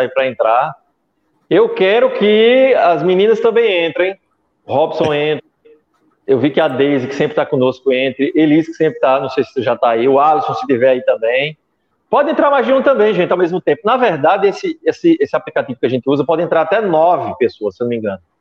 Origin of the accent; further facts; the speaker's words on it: Brazil; eu sou brasileiro